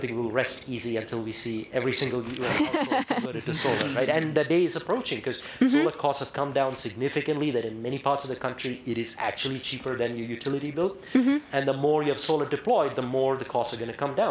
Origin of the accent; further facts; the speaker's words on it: India; moved away; I come from India where, you know, the effects of climate change and the economic disparities that come from lack of energy access, you know, I saw that growing up firsthand.